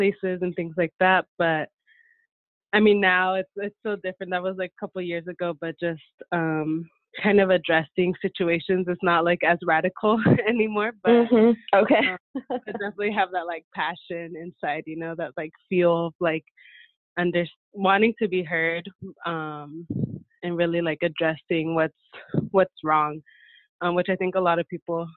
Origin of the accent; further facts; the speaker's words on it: San Diego, California, United States; I grew up here in San Diego